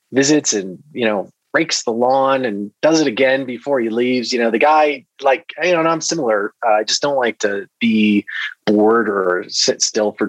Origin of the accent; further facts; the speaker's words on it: Newburgh, Indiana, United States; also born or lived in Milwaukee, Wisconsin; I was born in Milwaukee, and we moved to Southern Indiana when I was really young. So I kind of grew up surrounded by cornfields in a small town on the banks of the Ohio River in Southwest Indiana, a town called Newburgh